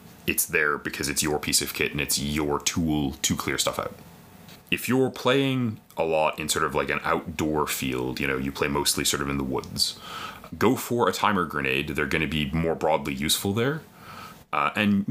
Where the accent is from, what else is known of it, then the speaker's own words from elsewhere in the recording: Canada; we're Canadian